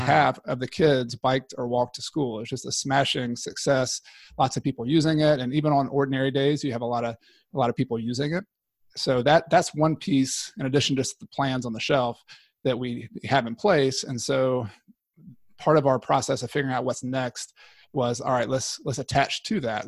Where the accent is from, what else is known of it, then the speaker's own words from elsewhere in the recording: Newnan, Georgia, United States; moved away as an adult; now in Clemson, United States; I'm from Noonan, Georgia, originally, right outside of Atlanta